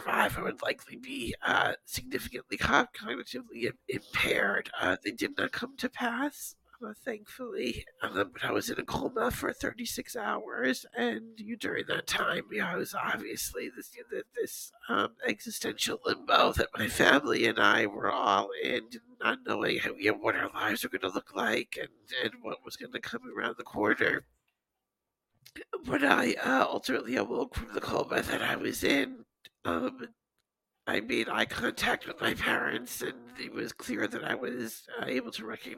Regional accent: Long Island, New York, United States; I grew up here on Long Island in New York, a little bit east of New York City

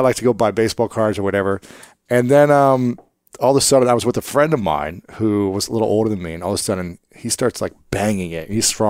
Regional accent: Delaware, Ohio, United States; I was in Delaware, Ohio, where I grew up in Ohio, small town, north of Columbus.

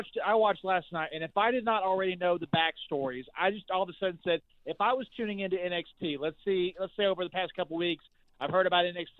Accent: Atlanta, Georgia, United States; my hometown, Atlanta

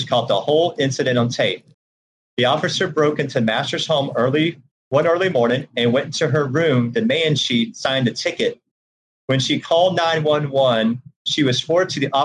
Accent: Georgia, United States; I'm originally from Georgia. That's where I grew up

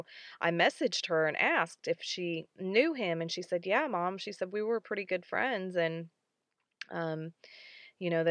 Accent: Franklin, Tennessee, United States; it was here in Franklin, which is my hometown

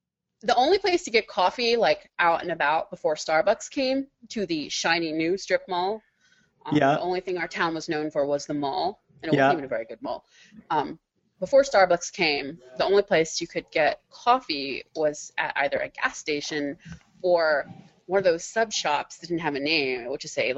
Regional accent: Maryland, United States; Suburban Maryland.

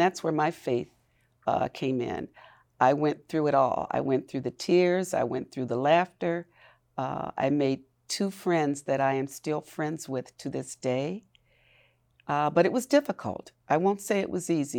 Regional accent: Milwaukee, Wisconsin, United States; born and raised in Milwaukee

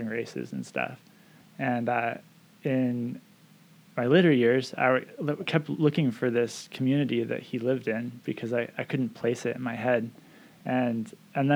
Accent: Camano Island, Washington, United States; also born or lived in Edmonds, Washington; I grew up here mostly on Camino. I think my family moved in 1990

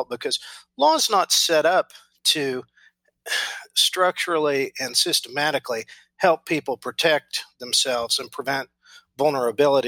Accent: Enid, Oklahoma, United States; live in my hometown, which is Enid, Oklahoma, which is just an overgrown prairie town.

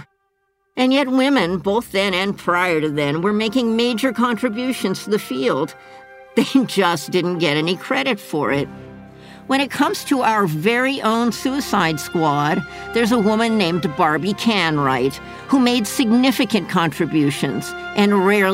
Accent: Southern California, United States; a little girl growing up in Southern California

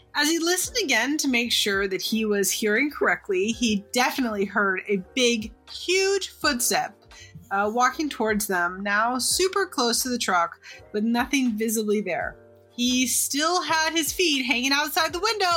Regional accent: Sonoma County, California, United States; I'm from Sonoma County originally

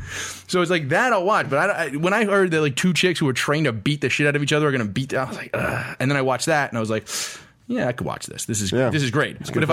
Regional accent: Brooklyn, New York, United States; I'm from Brooklyn. There's an animosity towards gentrification.

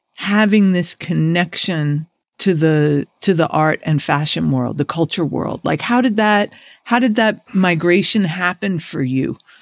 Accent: New York City, New York, United States; we're both kids from the Burroughs.

